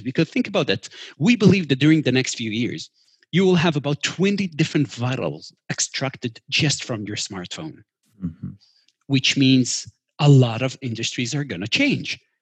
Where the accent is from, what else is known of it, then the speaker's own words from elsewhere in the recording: Israel; we're from Israel